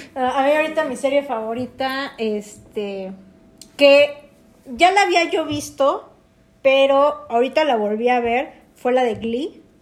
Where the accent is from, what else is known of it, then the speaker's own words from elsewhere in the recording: Mexico City, Mexico; somos oriundos de la Ciudad de México.